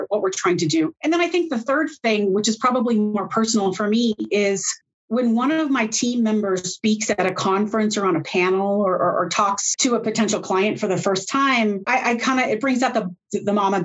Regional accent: United States; I am an American, but I am the only American-based employee in my entire firm

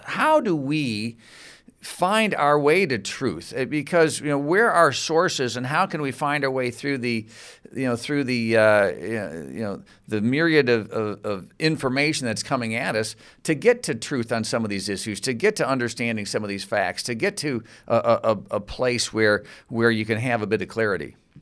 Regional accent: Grand Rapids, Michigan, United States; I'm from Grand Rapids, Michigan

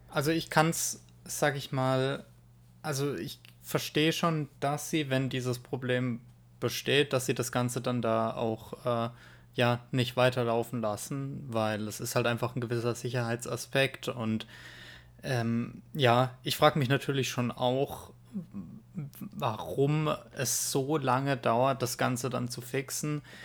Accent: Germany; bei uns in Deutschland

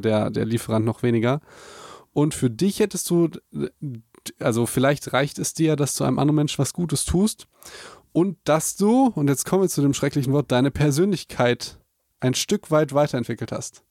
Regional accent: Germany; Für uns als Deutsche

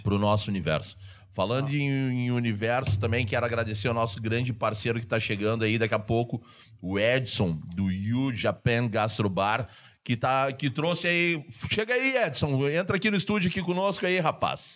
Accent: São Gabriel, Rio Grande do Sul, Brazil; also born or lived in Curitiba; Nasci no Batel em Curitiba, quando eu tava batendo pé, pé de Cusco, pé de cachorro, em São Gabriel

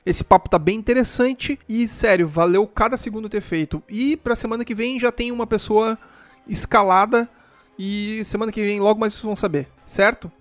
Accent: Rio Grande do Sul, Brazil; eu sou daqui do Rio Grande do Sul

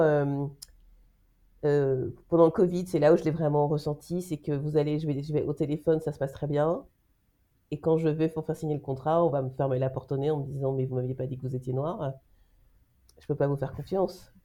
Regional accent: France; now in Belgium; moi je suis française en Belgique

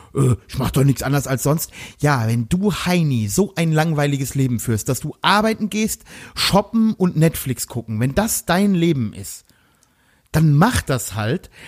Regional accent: Germany; moved away; Ich komme ja aus dem Westerwald

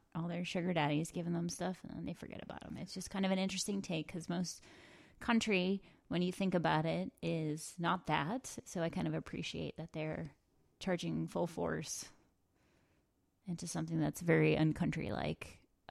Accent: New England, United States; we're from New England

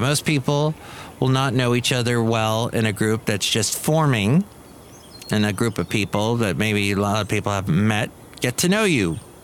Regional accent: California, United States; also born or lived in Ventura, California; growing up in California, living in California

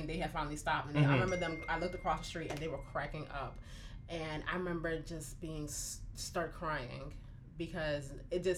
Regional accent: Newark, New Jersey, United States; I grew up in Newark, New Jersey

